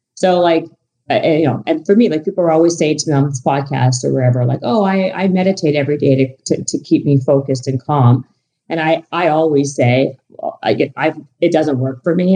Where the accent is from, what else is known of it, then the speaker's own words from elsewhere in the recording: Canada; moved away; I'm Canadian